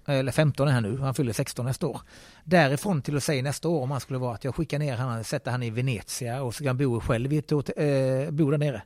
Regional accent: Skåne, Sweden; moved away as an adult; also born or lived in Helsingborg / Rostock; now in Gothenburg, Sweden; jag som skåning

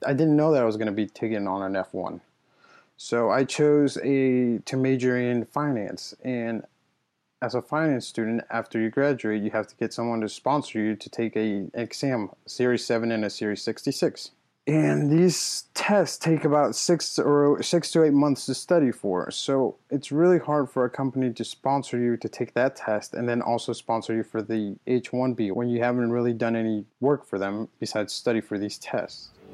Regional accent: United States; also born or lived in Mexico; I've lived here my entire life. I've I mean, I did everything that everyone goes through in middle school, high school, college. So I mean, I'm I'm I'm as American as the next person

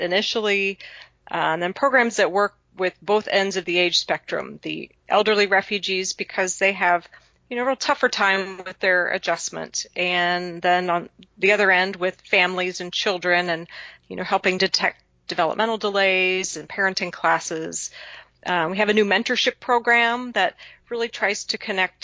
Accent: Dayton, Ohio, United States; I grew up in Dayton, Ohio. It was your probably typical Midwestern suburban life

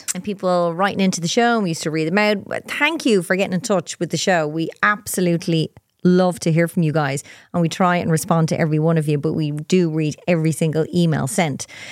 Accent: Ireland; I'm Irish.

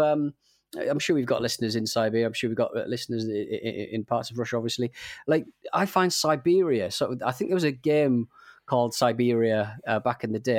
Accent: England, United Kingdom; as an Englishman

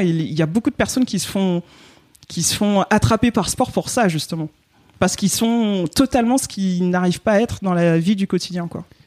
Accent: Guadeloupe; je viens de la Guadeloupe

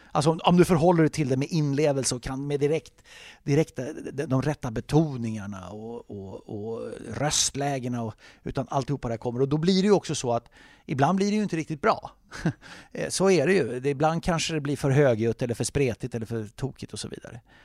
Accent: Sweden; som svensk

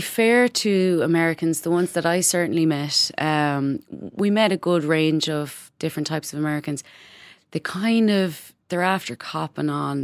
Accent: Ireland; moved away as an adult; now in Berlin, Germany; growing up in Catholic Ireland

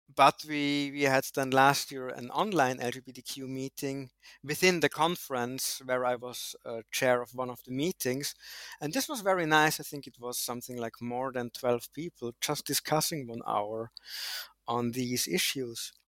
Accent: Austria; moved away as an adult; also born or lived in Switzerland / Netherlands; now in Berlin, Germany; I grew up in the mountains in Austria, studied in Switzerland, did a PhD in the Netherlands, and ended up in Berlin, Germany six years ago.

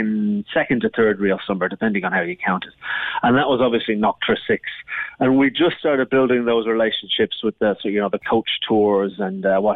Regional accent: Dublin, Leinster, Ireland; moved away as an adult; also born or lived in London; now in Cork, Ireland; Originally from Dublin, but I told people I'm from London because I lived there for over 20 years and moved to Cork rather than to Dublin almost 5 years ago to the day

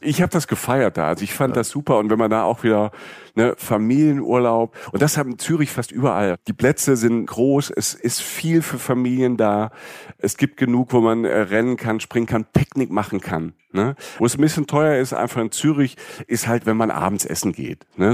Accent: Germany; als Deutsche

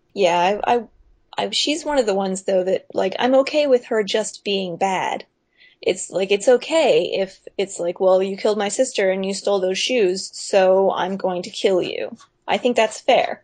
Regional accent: Pensacola, Florida, United States; I'm from Pensacola

